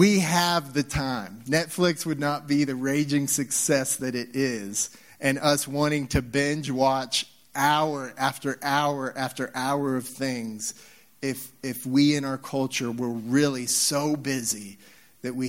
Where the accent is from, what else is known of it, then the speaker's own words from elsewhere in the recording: Nebraska, United States; also born or lived in Texas; now in Utah, United States; we're in Utah. I came from Texas, of course, and spent some time there. And when I grew up in Nebraska, yeah, no NASCAR fans